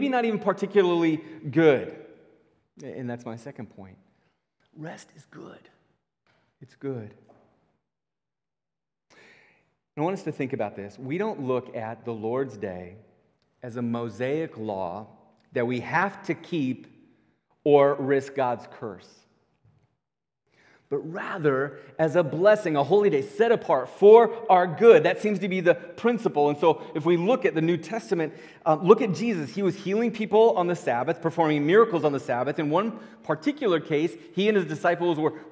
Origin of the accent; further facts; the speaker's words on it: Northwest Iowa, United States; I grew up in Northwest Iowa